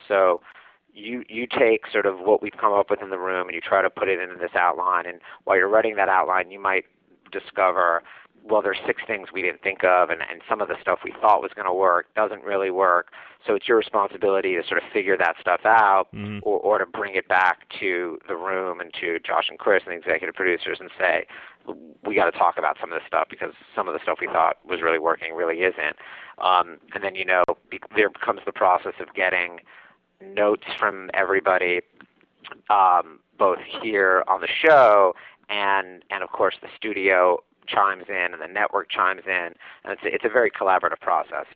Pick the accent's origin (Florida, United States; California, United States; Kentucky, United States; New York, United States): New York, United States; New York City; I'm from Manhattan